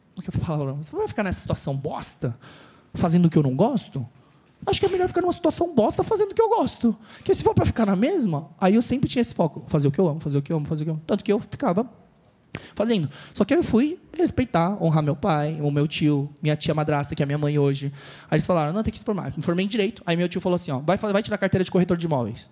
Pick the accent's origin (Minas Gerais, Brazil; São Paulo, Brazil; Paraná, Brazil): São Paulo, Brazil; Eu nasci no Bom Retiro, lá na Luz, do lado da Cracolândia e tal. vivi minha vida em dois bairros só